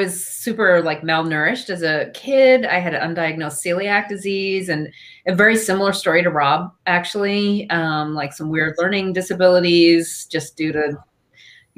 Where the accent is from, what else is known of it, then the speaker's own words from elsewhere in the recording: Eastern Long Island, New York, United States; I grew up on Eastern Long Island, where it's kind of known as a vacation destination for a lot of New Yorkers